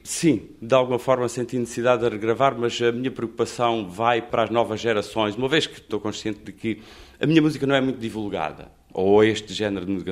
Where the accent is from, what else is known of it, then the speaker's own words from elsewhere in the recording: Redondo, Alentejo, Portugal; now in Lisbon, Portugal; Venho, claro, venho do Alentejo